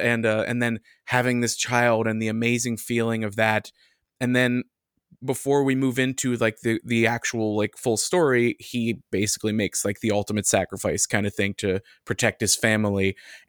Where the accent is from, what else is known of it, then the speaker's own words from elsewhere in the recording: United States; as an American.